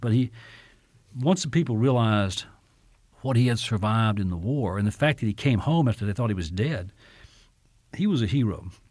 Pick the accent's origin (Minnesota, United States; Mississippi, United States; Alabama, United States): Mississippi, United States; very similar to the towns I grew up in in Mississippi when I was a kid